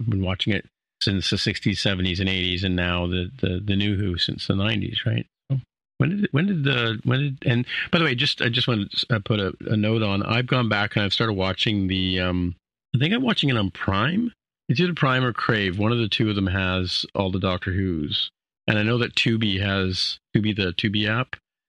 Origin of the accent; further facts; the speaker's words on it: United Kingdom; now in Canada; I'm not really British anymore. I'm now Canadian, right?